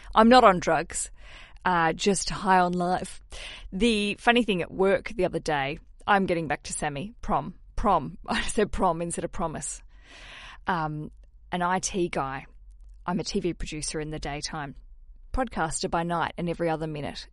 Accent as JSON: {"language": "English", "country": "Australia", "said": "as an Australian"}